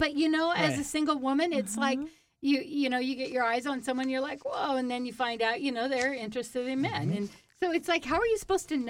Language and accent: English; Whidbey Island, Washington, United States; So I came from Whidbey Island, so everybody knows everybody.